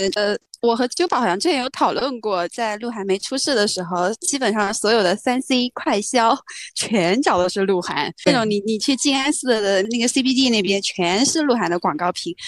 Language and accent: Chinese; China; 我们中国人自己的智慧